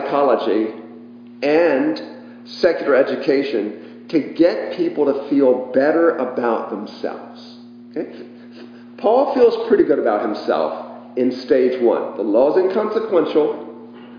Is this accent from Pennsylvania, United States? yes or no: no; Richmond, Virginia, United States; I was a kid growing up in Richmond, Virginia